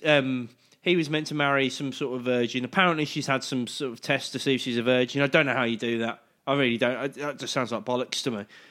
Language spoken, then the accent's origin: English; United Kingdom; I'm British